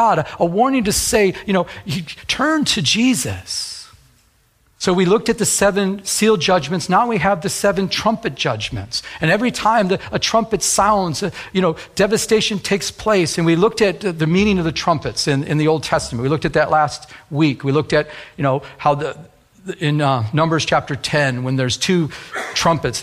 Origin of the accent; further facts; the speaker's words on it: Michigan, United States; I was raised in Michigan.